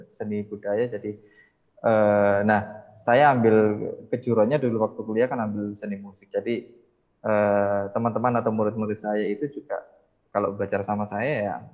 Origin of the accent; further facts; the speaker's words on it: Mojokerto, East Java, Indonesia; karena pengetahuan saya ketika SMA sampai kuliah di Mojokerto musiknya mungkin juga masih seputar band